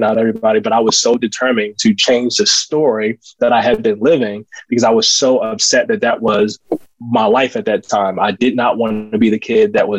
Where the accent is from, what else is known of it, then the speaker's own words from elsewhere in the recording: Baltimore, Maryland, United States; I grew up in Baltimore, born and raised.